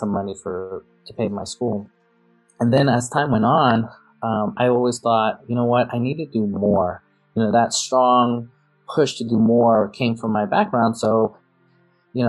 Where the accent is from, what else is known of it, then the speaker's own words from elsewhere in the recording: New York City, New York, United States; I grew up in New York City